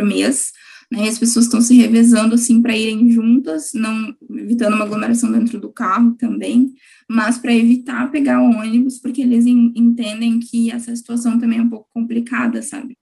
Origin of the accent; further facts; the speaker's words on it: Gravataí, Rio Grande do Sul, Brazil; eu sou de Gravataí, que é região metropolitana de Porto Alegre